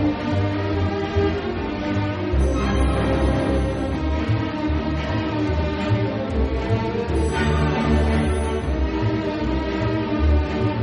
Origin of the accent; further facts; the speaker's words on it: Liverpool, North West England, United Kingdom; I grew up on Liverpool Council Estate and I've been singing in choir since I was six